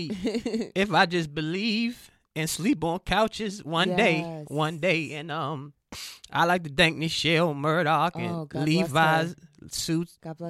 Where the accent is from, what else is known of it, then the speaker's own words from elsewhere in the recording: Washington, District of Columbia, United States; moved away as an adult; now in Los Angeles, United States; I was born in on Georgia Avenue.